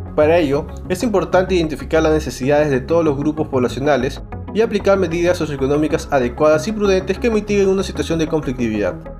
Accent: Peru; Como peruanos

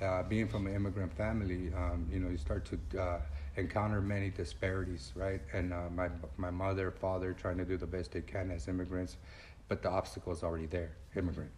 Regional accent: Los Angeles, California, United States; I'm from Pico Aliso

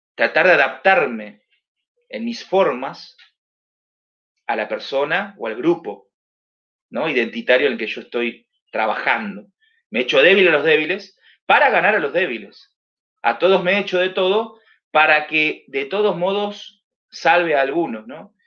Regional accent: Mar del Plata, Buenos Aires Province, Argentina; trabajando aquí en, mi ciudad, que es Mar del Plata, donde yo nací

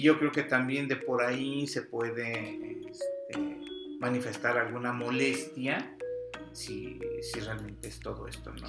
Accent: Mexico; nuestra cultura como mexicanos

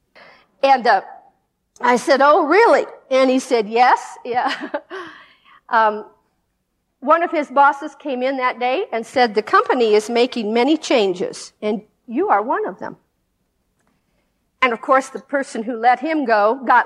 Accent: United States; we're an American Christian family

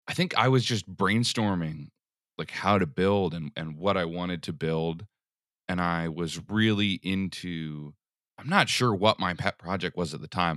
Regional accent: Philadelphia, Pennsylvania, United States; moved away as an adult; also born or lived in Portland, Oregon; I, I grew up in Philly, in the city, till I was, like, in fourth grade or so, then we moved to the burbs

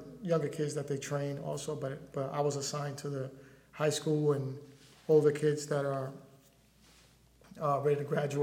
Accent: New York City, New York, United States; also born or lived in Brooklyn, New York; now in Fort Worth, United States; I was born in Brooklyn, raised in Harlem, Manhattan, New York City.

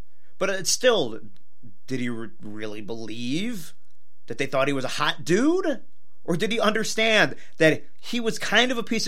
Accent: New York, United States; we're from New York

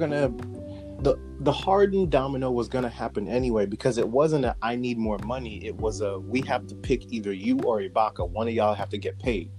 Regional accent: New York City, New York, United States; We grew up in New York City

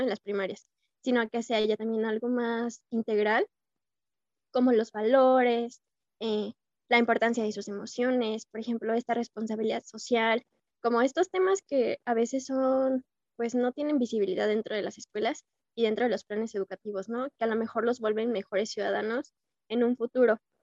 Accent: Irapuato, Guanajuato, Mexico; soy originaria de Irapuato

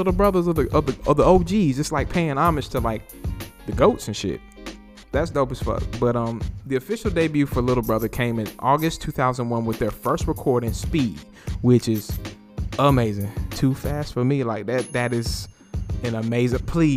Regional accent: Greensboro, North Carolina, United States; also born or lived in Winston-Salem, North Carolina; my hometown of Greensboro, North Carolina

